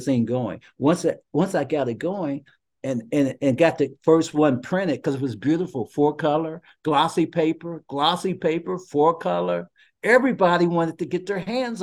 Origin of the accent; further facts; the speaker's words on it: Cincinnati, Ohio, United States; I'm from the Cincinnati, Dayton area.